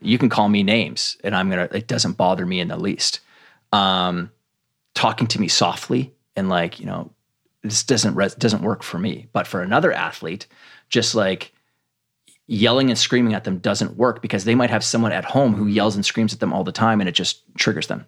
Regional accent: Canada; I grew up in Canada

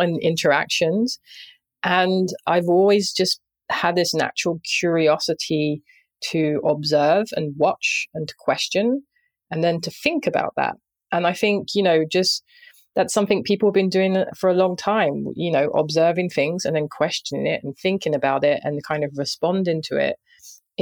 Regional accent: London, United Kingdom; I grew up in Southeast London

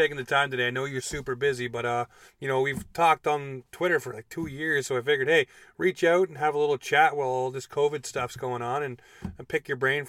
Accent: Toronto, Ontario, Canada; also born or lived in Newmarket, Ontario; now in Halifax, Canada; I was born in Newmarket, raised in Toronto. So, I mean, I moved here in 03.

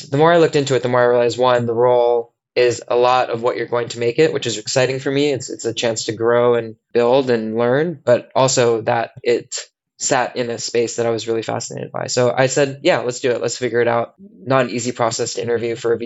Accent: United States; moved away as an adult; also born or lived in San Francisco, California; now in London, United Kingdom; as an American

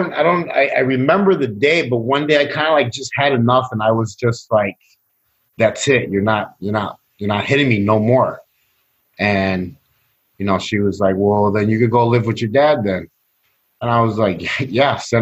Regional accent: Chicago, Illinois, United States; also born or lived in Sacramento, California; I grew up in Chicago, Latino neighborhood, Mexican neighborhood

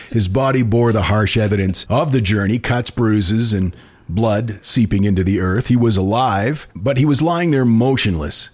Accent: Houlton, Maine, United States; Autumn was a magical time of year in my hometown of Holton, which is less than a mile from the Canadian border

